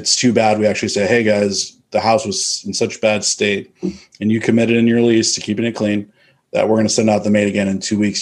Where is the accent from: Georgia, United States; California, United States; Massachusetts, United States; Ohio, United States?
California, United States; Northern; moved away as an adult; now in Austin, United States; I'm from Northern California. I moved to Austin in 2015 to invest in real estate